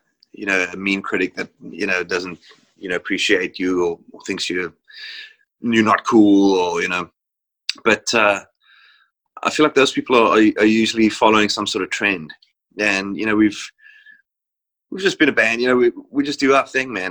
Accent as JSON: {"language": "English", "country": "South Africa", "tie": "born or raised there", "said": "growing up in South Africa"}